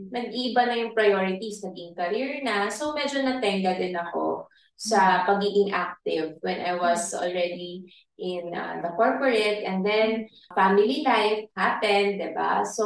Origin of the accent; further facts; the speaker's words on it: Philippines; I'm a probinsyana. Mm. Laking probinsya.